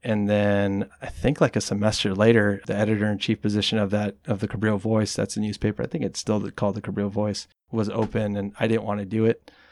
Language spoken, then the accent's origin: English; Watsonville, California, United States; also born or lived in Mexico; my family decided to stay here when I was about nine years old. And, uh, Wattsmo is really the only thing that I've known. That's why I consider it my hometown